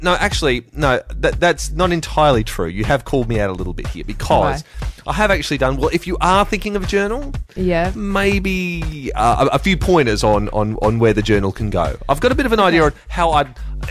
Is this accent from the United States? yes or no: no; Adelaide, South Australia, Australia; I'm 17 years old and I'm from Adelaide, South Australia. I am in year 12.